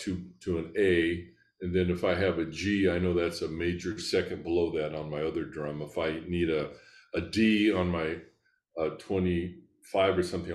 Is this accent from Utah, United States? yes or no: no; Scottsbluff, Nebraska, United States; now in Lincoln, United States; a high school orchestra where I grew up in Scottsbluff, Nebraska.